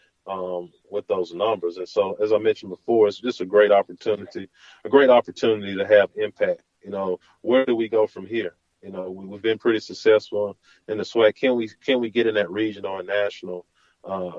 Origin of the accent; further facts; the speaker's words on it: Huntsville, Alabama, United States; growing up in Huntsville